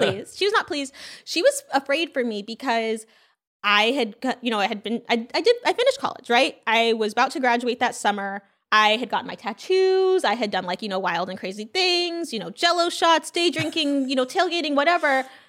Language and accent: English; California, United States; also born or lived in Brooklyn, New York / Louisiana; I'm from California